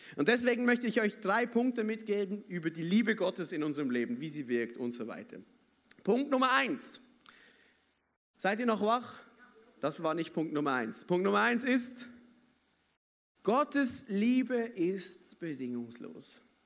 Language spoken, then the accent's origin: German; Basel, Basel-Stadt, Switzerland; ich bin ja Schweizer, oder, aber ich komme aus Basel, da hat's keine Berge und so